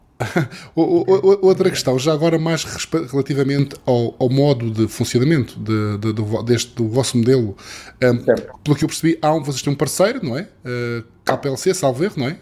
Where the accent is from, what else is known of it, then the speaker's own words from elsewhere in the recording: Madeira, Portugal; eu, sou madeirense, porque sou madeirense também